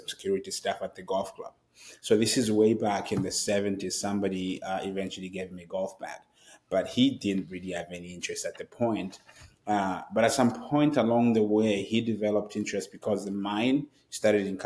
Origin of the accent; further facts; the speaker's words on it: Zambia; moved away as an adult; now in United States; I am obviously from Zambia, and I grew up in Zambia. I moved to the United States about 10 years ago now